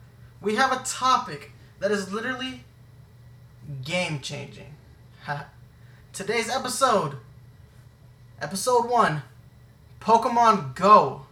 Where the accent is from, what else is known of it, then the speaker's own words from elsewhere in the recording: Germany; because we grew up in Germany, so we grew up on a military base.